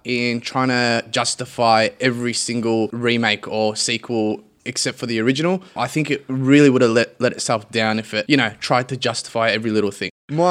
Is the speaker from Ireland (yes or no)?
no; Australia; I think I'm just trained as well as an Aussie.